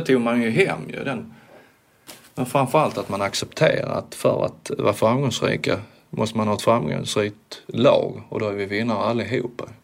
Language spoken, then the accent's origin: Swedish; Sweden; som svensk då, som första svensk